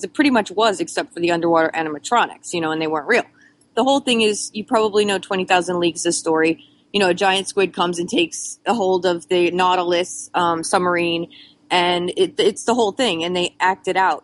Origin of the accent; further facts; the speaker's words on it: South Florida, United States; I'm from South Florida. And as a South Florida kid, as a Florida kid, you go to Disney like 3 times a year